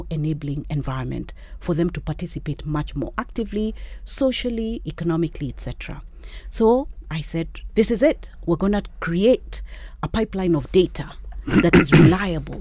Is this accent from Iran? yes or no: no; Kenya; me as a Kenyan woman